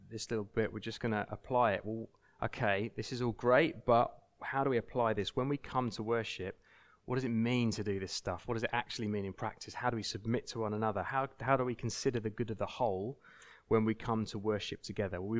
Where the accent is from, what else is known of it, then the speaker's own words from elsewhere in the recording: United Kingdom; we need to submit to each other out of politeness, out of just, you know, we're British, so we're polite